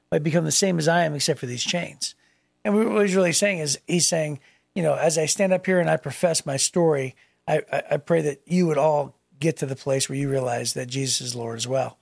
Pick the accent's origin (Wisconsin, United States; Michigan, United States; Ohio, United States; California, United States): Ohio, United States; Youngstown; moved away; in my hometown